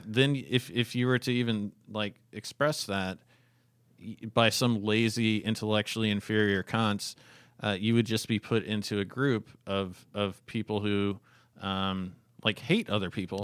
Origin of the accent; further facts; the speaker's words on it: Fairbanks, Alaska, United States; I grew up in Fairbanks, Alaska, a very crime-ridden coal mining fucking town.